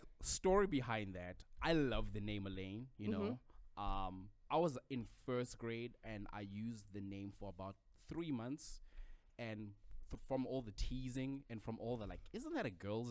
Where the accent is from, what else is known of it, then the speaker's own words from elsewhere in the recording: South Africa; moved away as an adult; now in Idaho, United States; I have been actually in Idaho here for 2 years. I'm originally from South Africa.